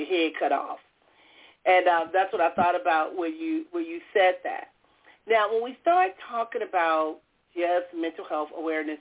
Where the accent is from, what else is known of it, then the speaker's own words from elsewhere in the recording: Compton, California, United States; I was born and raised in Compton, California